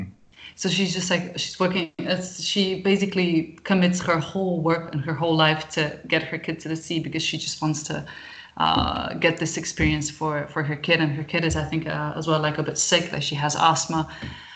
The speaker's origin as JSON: {"language": "English", "country": "Croatia", "also_born_or_lived": "United Kingdom", "said": "I'm Croatian"}